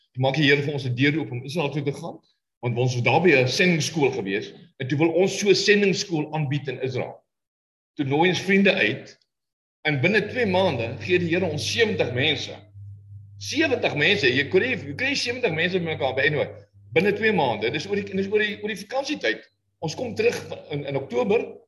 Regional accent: South Africa; moved away; ons Suid-Afrikaners

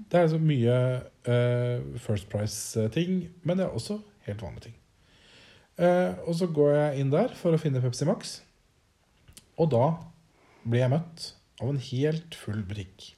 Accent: Norway; moved away; hjemme i Norge

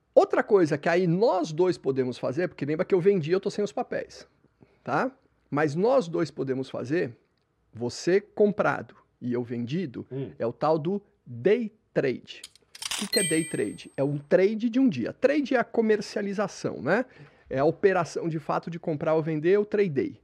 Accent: São Paulo, Brazil; Eu lembro quando eu era criança pequena, aqui em São Paulo

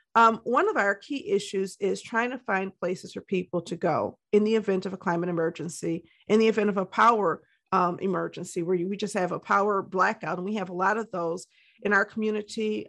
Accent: Detroit, Michigan, United States; also born or lived in Ann Arbor, Michigan; was raised in Detroit, and I currently live in the city of Detroit, Michigan

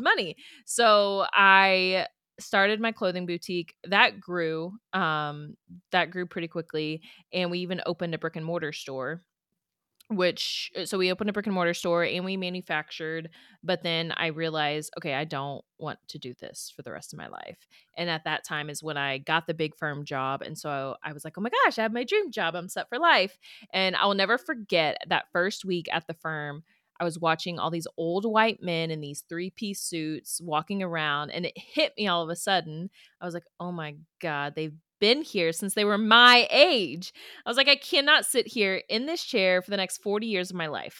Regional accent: Houston, Texas, United States; moved away as an adult; also born or lived in Pikeville, Kentucky; so I'm from Houston, and then I go to Pikeville, Kentucky

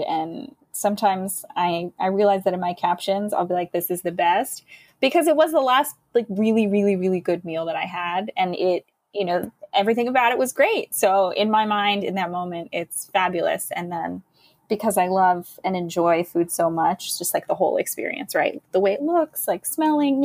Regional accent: United States; also born or lived in Jordan; as an American with a certain amount of privilege

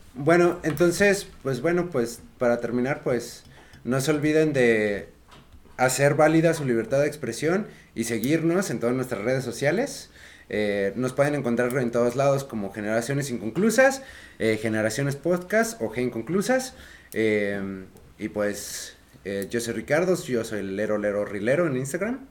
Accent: Mexico; como mexicanos

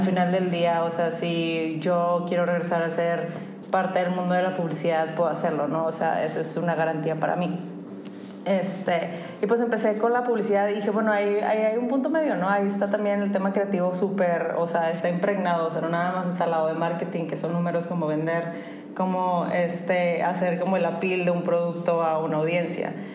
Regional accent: Monterrey, Nuevo León, Mexico; somos regios

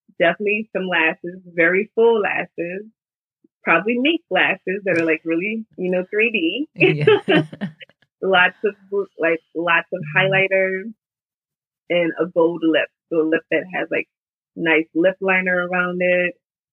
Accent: New Orleans, Louisiana, United States; moved away as an adult; now in New York, United States; Growing up in New Orleans

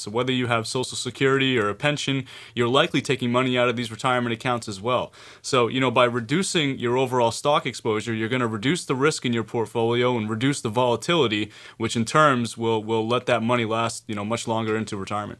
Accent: Maine, United States; being born and raised in Maine, educated in Maine

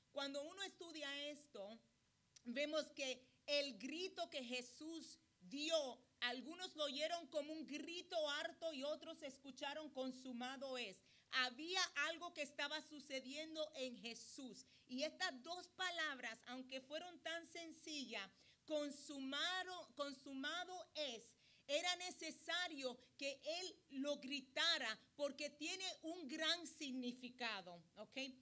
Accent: Puerto Rico; yo soy puertorriqueña

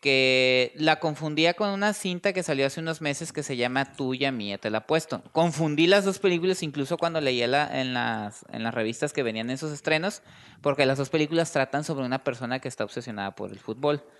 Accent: Mexico; los mexicanos, pues sí tenemos una afición fuerte por el fútbol

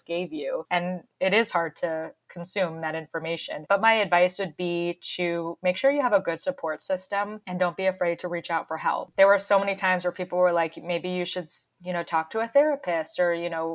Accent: Florida, United States; moved away; my hometown in Florida

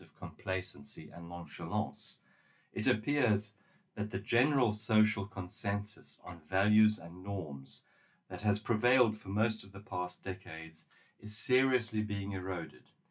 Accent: South Africa; In my home country, South Africa

